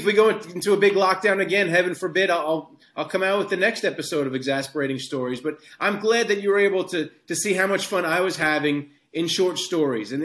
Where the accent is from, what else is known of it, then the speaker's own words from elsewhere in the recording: Hicksville, New York, United States; I grew up in Hicksville, Long Island